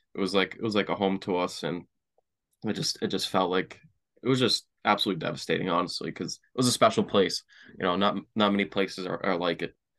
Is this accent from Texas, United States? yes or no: no; Brockton, Massachusetts, United States; I grew up in Brockton, Mass. Um, you know, moved around a couple towns, you know, early on in my life